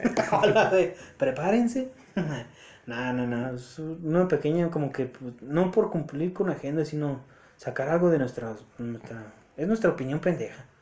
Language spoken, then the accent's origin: Spanish; Mexico; nosotros los mexicanos